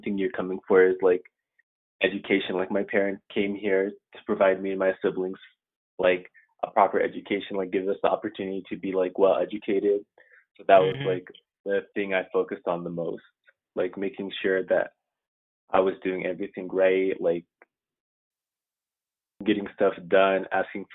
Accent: Colorado, United States; moved away as an adult; also born or lived in Sudan; now in Syracuse, United States; I grew up in Colorado for most of my life

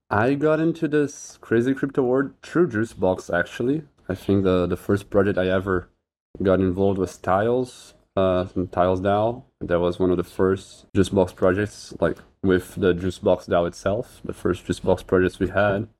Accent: Brazil; I'm from Brazil.

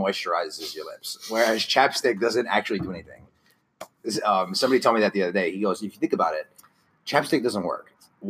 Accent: Franklin Square, New York, United States; also born or lived in Lynbrook; I'm from Franklin Square.

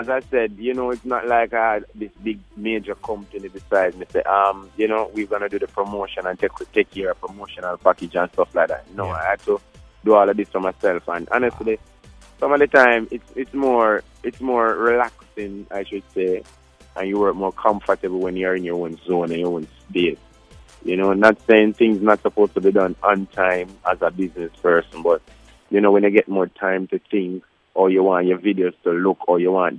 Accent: Saint Mary, Jamaica; now in Kingston, Jamaica; I'm from St.

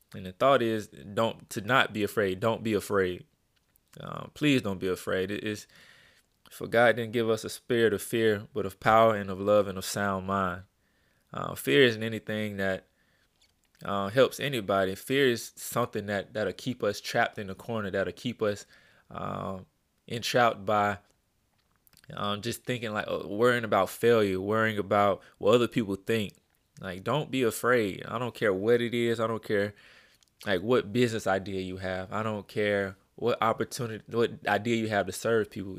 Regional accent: Birmingham, Alabama, United States; I'm from Birmingham, Alabama, born and raised, um, in a little city called Pratt City, uh, Alabama, over on the west side.

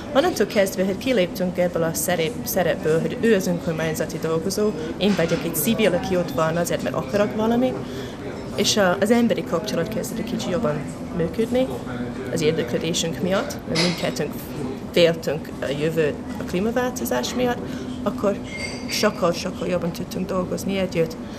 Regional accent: Scotland, United Kingdom; Hungarian is a second language; moved away as an adult; now in Hungary; Én Skót vagyok.

